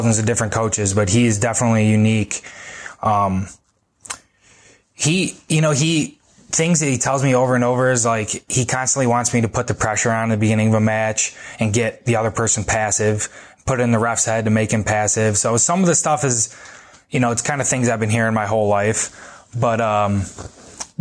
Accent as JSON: {"language": "English", "country": "United States", "tie": "born or raised there", "said": "growing up in America"}